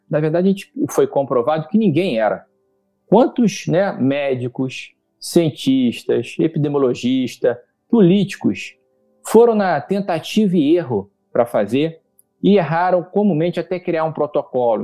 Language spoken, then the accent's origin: Portuguese; Brazil; como brasileiro, como cidadão